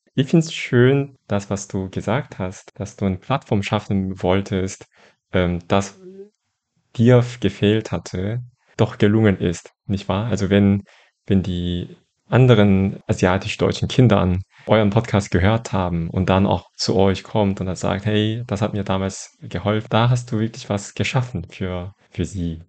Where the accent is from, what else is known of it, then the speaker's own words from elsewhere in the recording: Daegu, South Korea; moved away; in Daegu, wo ich aufgewachsen bin zum Teil